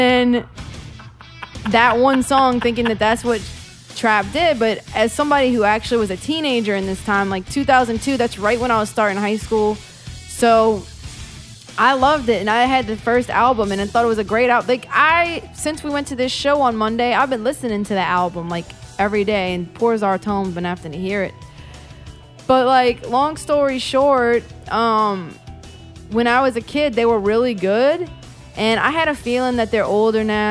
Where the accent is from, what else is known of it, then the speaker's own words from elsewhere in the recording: West Bank, Louisiana, United States; I'm from the West Bank